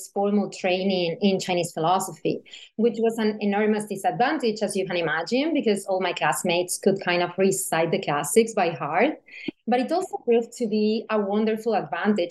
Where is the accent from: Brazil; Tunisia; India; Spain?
Spain; Seville, Andalusia; moved away as an adult; also born or lived in Beijing, China; I studied philosophy in college in Sevilla, which is my hometown in southern Spain.